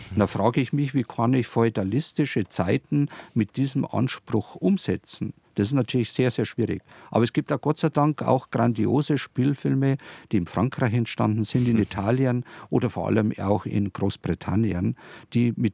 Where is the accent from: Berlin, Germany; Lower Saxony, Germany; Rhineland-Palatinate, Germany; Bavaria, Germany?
Bavaria, Germany; Landshut; interessanterweise direkt eben in Bezug auf meine Heimatstadt Landshut im Zusammenhang eben mit Herzog Georg dem Reichen